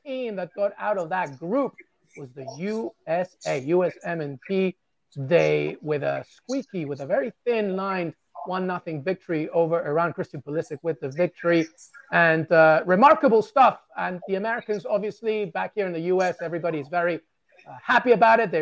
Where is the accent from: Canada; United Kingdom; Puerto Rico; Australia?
United Kingdom; England; moved away as an adult; now in United States; as someone who was born and raised in England and moved to this country more than 20 years ago